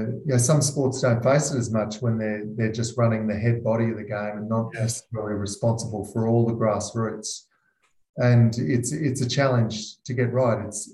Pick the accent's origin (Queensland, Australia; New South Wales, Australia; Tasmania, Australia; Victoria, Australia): Queensland, Australia; I grew up as a Queenslander